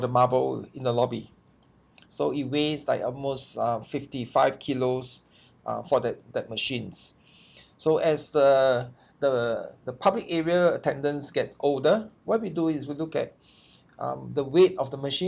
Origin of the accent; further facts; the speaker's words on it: Singapore; I'm from Singapore.